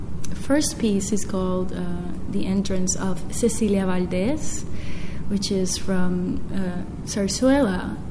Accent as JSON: {"language": "English", "country": "Puerto Rico", "said": "No, I'm actually from Puerto Rico"}